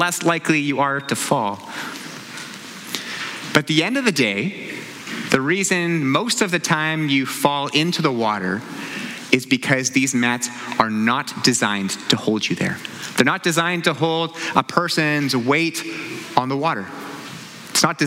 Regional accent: New Westminster, British Columbia, Canada; I grew up in New Westminster, about a 30-minute drive from here, one of the suburbs of Vancouver.

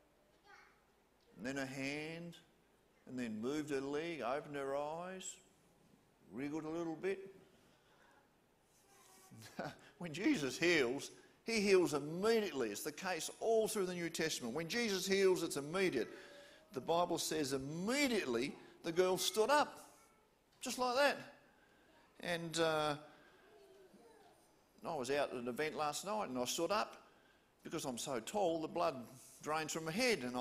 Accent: Hobart, Tasmania, Australia

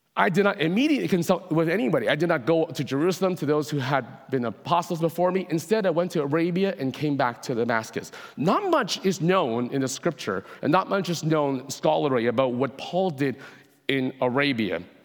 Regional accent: Hong Kong; now in Canada; I was born in Hong Kong myself

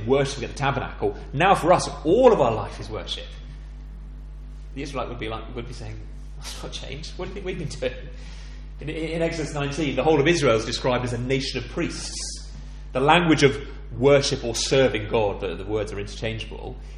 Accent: England, United Kingdom; I'm an Englishman

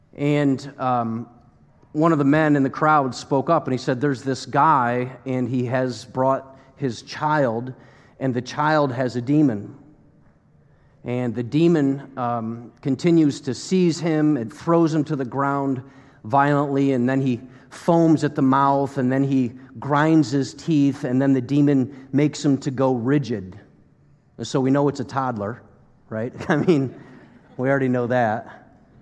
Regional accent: United States; As American Christians that are pretty comfortable

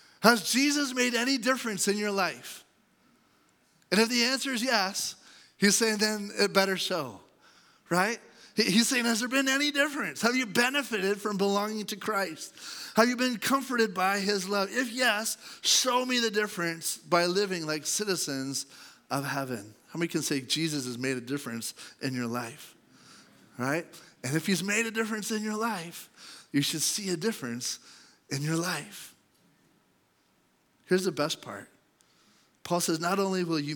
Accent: Canada; I have a passport that says I'm Canadian

